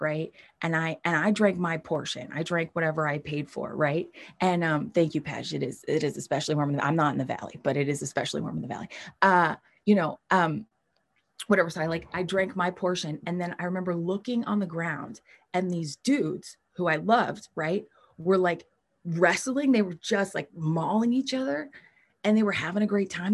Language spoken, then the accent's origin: English; New York, United States; moved away as an adult; now in Los Angeles, United States; I'm from New York. I grew up in New York